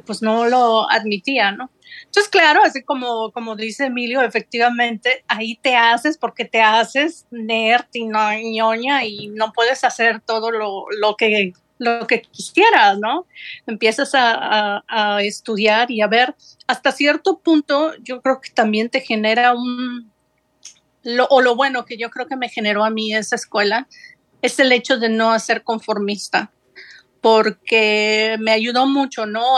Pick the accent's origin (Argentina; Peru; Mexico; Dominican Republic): Mexico; Xalapa, Veracruz; moved away as an adult; also born or lived in Geneva, Switzerland / United States; now in Netherlands; Yo nací en el puerto de Veracruz, pero toda mi vida eh, estudié y crecí en Jalapa, Veracruz